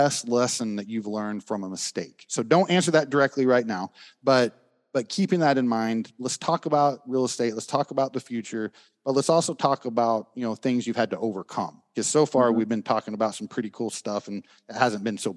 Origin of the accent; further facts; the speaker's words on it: Oklahoma, United States; I'm from Oklahoma